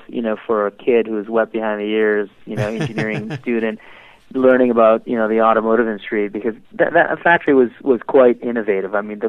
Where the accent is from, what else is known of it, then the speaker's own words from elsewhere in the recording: Detroit, Michigan, United States; growing up in Detroit